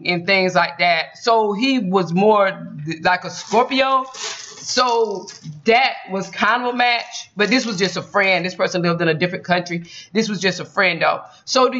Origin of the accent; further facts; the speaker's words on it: Georgia, United States; I'm from Georgia